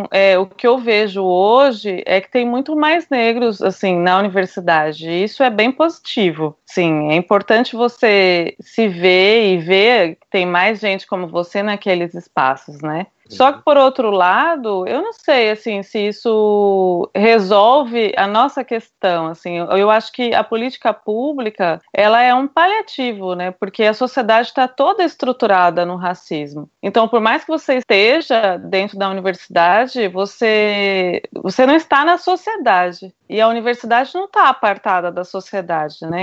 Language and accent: Portuguese; Brazil; moved away; sou brasileira, sou da periferia